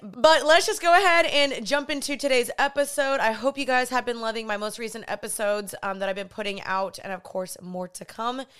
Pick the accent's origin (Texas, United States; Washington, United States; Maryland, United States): Texas, United States; Dallas; also born or lived in Los Angeles, California; I am from Dallas, Texas. I just moved back here from L A.